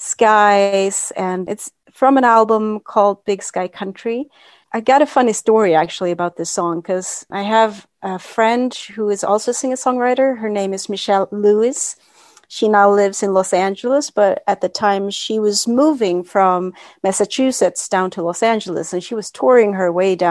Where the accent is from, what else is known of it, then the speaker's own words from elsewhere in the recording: Sweden; also born or lived in Florida; I'm from Sweden.